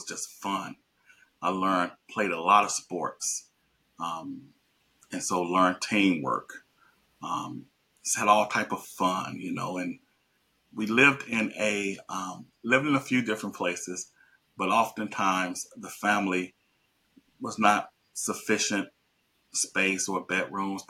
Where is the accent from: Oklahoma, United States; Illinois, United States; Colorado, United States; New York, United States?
Illinois, United States; Chicago; I grew up in Chicago on the West Side.